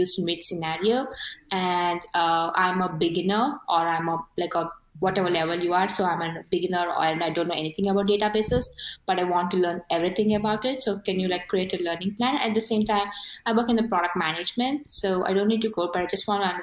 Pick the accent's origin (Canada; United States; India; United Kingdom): India; first language Telugu; English is a second language; I'm not a native English speaker. So I'm from India and I speak a language called Telugu